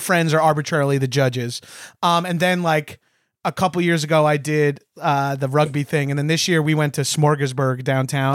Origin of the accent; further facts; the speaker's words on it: Long Island, New York, United States; we're both from Long Island